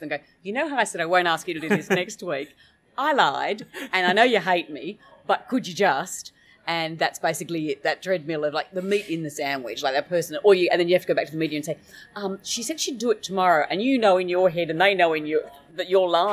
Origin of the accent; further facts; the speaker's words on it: Australia; moved away as an adult; being an Australian, there's a lot more distance. I had to give up living in Australia